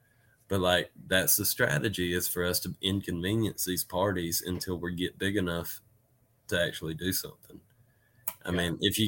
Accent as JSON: {"language": "English", "region": "Georgia", "country": "United States", "said": "I'm from Georgia"}